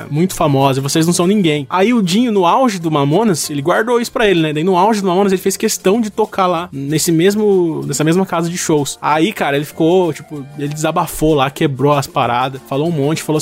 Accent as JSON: {"language": "Portuguese", "town": "Guarulhos", "region": "São Paulo", "country": "Brazil", "said": "Falando, eu sou de Guarulhos"}